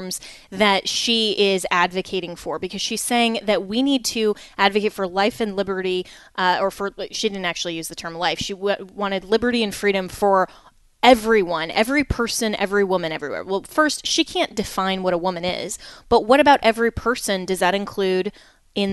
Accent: Colorado, United States; My home state of Colorado

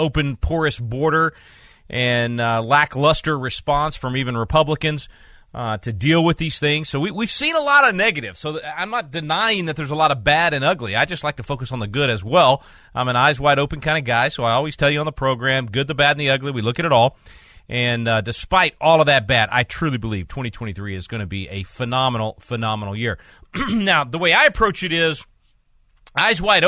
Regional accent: Texas, United States; life as a Texan

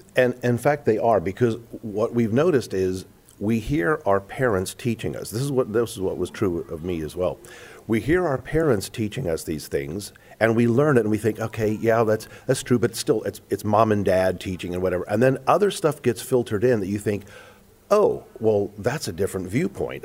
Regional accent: South Africa; moved away; growing up in South Africa

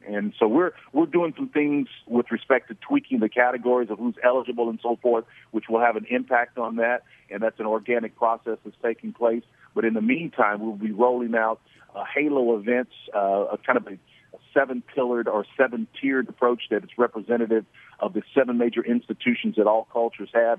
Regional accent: Oklahoma, United States; I'm from Oklahoma, and we're known as Sooners in Oklahoma.

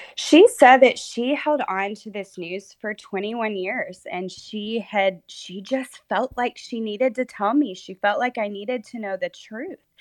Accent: Texas, United States; born or raised there; also born or lived in Oklahoma

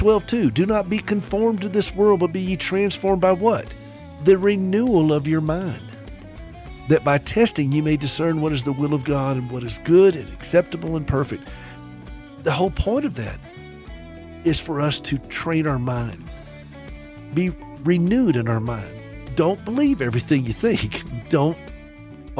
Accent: Southern, United States; accent: Southern; my Southern accent

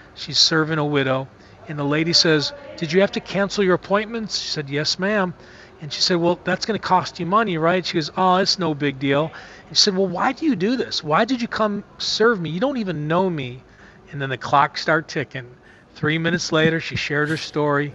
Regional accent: Buffalo, New York, United States; I'm from Buffalo, New York

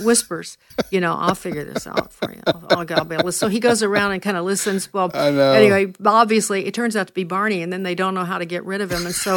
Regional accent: Chicago, Illinois, United States; moved away; my hometown is Chicago

